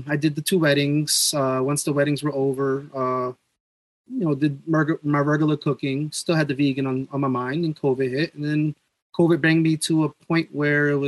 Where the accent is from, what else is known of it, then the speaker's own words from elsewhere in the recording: New York, United States; I'm from New York